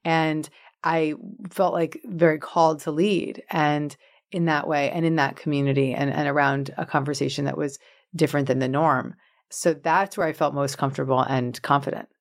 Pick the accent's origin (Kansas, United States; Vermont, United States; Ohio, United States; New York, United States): New York, United States; Larchmont; I grew up in Westchester County in Larchmont, New York